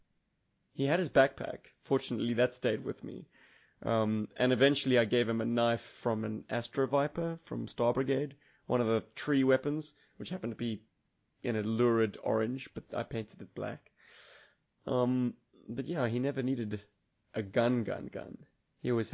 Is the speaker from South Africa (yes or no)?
yes; Cape Town, Western Cape, South Africa; there's a specific part of Main Road in my hometown